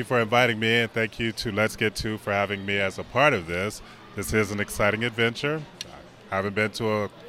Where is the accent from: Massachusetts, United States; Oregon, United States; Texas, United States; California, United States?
Texas, United States; San Antonio; I'm from San Antonio